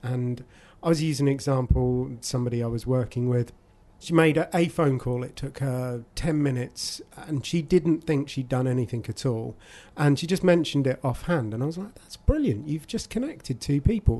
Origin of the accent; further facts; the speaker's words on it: Abingdon, South East England, United Kingdom; I've born and raised in Abingdon, you know, I always lived there